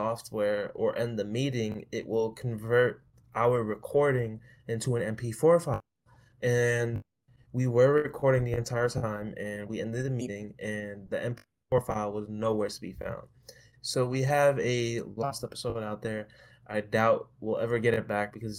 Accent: New York City, New York, United States; moved away as an adult; also born or lived in Long Island, New York; I was born and raised in New York. Was from Queens, then to Long Island, and then back to Queens

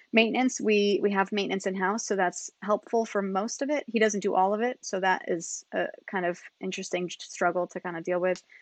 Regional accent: Niskayuna, New York, United States; moved away as an adult; also born or lived in California / Colorado; I grew up in Niskayuna, which is just outside of Albany

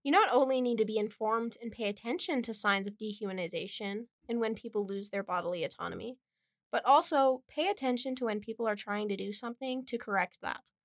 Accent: Wind River Indian Reservation, Wyoming, United States; I was born and raised on the Wind River Indian Reservation

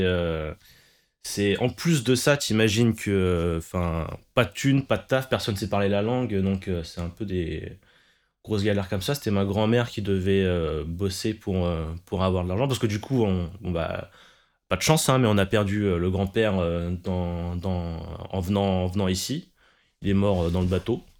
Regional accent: France; je suis né en France, concrètement, et mes parents, ils sont, sont des immigrés.

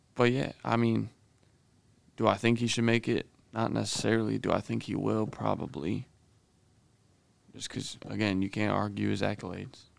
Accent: Illinois, United States; growing up in Illinois

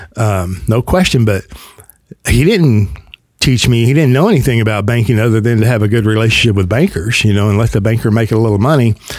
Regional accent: the South, United States; accent: Southern; I'm in the South as if you couldn't tell. Let me help you out by my accent, right?

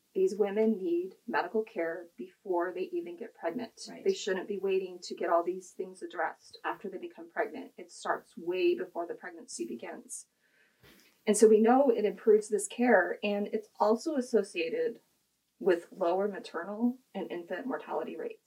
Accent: Kansas, United States; I grew up in the Kansas public school system

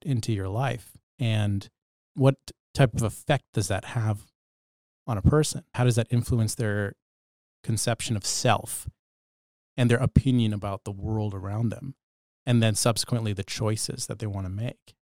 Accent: Bedford, Nova Scotia, Canada; when I was growing up in Bedford, Nova Scotia during my childhood

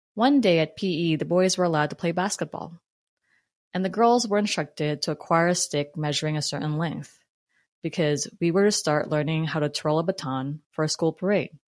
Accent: New Jersey, United States; accent: New Jersey; also born or lived in Philippines; growing up in Jersey

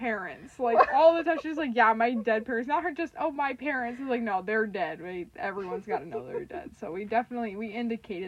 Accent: Kansas City, United States; I'm from Kansas City and I'm still in Kansas City

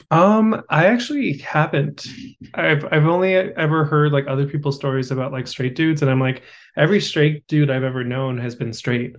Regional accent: Los Angeles, California, United States; also born or lived in Austin; my hometown event

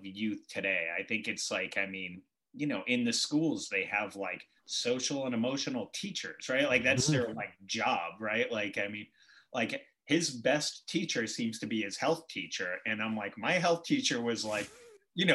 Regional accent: Boston, Massachusetts, United States; I grew up in Southie

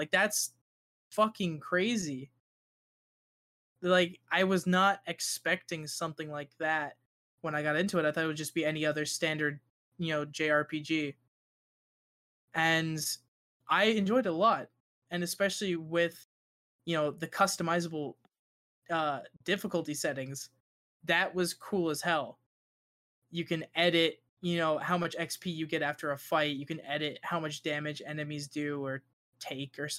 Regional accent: United States; I'm American

